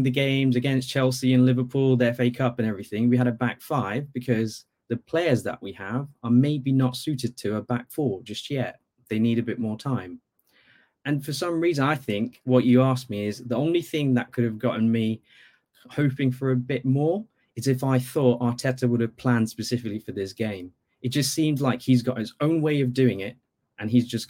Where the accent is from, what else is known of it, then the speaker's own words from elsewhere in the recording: Bangladesh; now in Norwich, United Kingdom; I actually grew up in Bangladesh